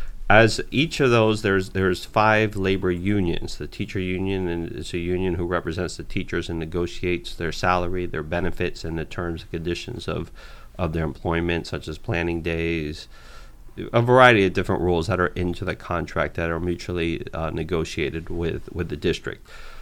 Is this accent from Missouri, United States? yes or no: no; Miami, Florida, United States; Because when you're born and raised in Miami, you think the rest of the world is like Miami or the rest of the United States, and it really is not.